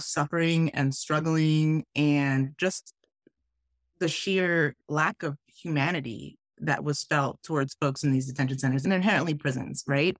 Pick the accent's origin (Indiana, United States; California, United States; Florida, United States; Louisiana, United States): Florida, United States; South; moved away as an adult; also born or lived in Wisconsin / Arizona; I was from South Florida